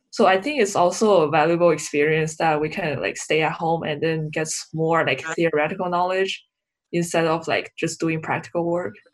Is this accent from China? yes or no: yes; China; now in Arizona, United States; I'm from China.